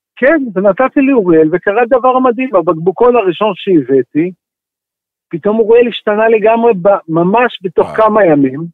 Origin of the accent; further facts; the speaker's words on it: Israel; אני גדלתי במושב, מושבניק